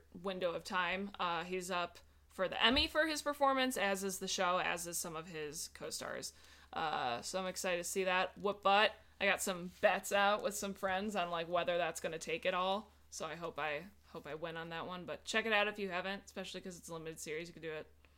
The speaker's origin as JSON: {"language": "English", "town": "Chicago", "region": "Illinois", "country": "United States", "tie": "born or raised there", "also_born_or_lived": "Iowa", "moved": "yes", "lives_now": "Los Angeles, United States", "said": "I'm from Chicago. I grew up on 3 B's"}